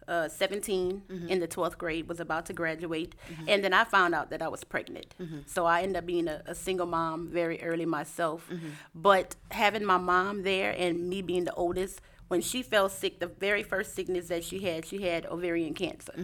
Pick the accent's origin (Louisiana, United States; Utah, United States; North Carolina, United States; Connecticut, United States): Louisiana, United States; Lafayette; moved away as an adult; now in Houston, United States; I'm from Lafayette, Louisiana. I've been in Houston about 9 years